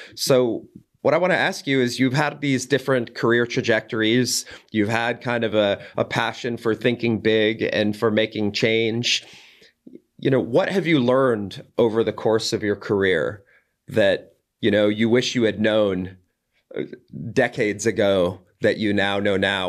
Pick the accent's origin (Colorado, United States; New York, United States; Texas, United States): Colorado, United States; Boulder; my hometown of Boulder, Colorado